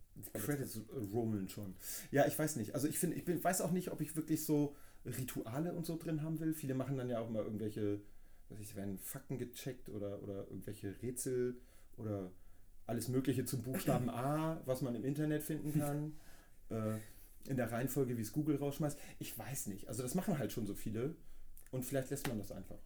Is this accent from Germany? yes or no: yes; Hamburg, Germany; ich komme aus Hamburg